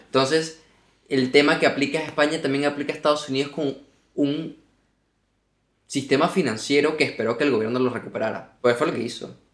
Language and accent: Spanish; Margarita Island, Nueva Esparta, Venezuela; now in Spain; Porque yo nací en una isla. Yo nací en Margarita